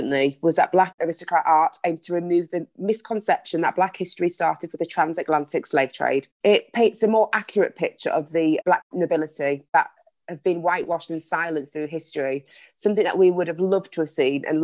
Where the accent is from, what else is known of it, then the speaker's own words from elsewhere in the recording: United Kingdom; I'm, you know, British, I was born here